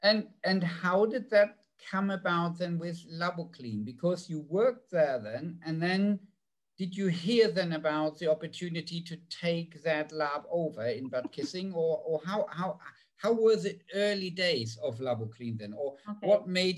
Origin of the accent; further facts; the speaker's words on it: Kiel, Schleswig-Holstein, Germany; born there; I was born in Kiel, so even further north from me, 250 kilometers. A Norwegian would laugh about that.